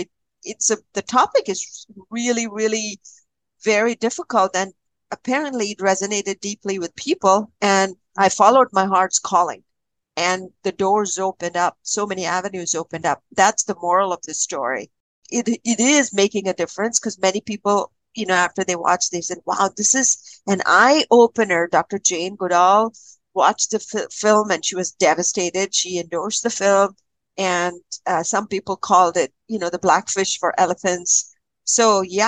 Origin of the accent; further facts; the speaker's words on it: Kerala, India; now in Canada; I was born and raised in Kerala, and my grandparents used to take me to this amazing temple.